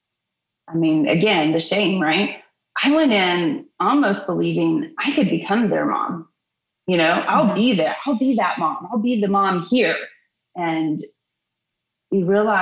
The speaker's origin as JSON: {"language": "English", "region": "Texas", "country": "United States", "said": "I'm from Texas, Little League sports"}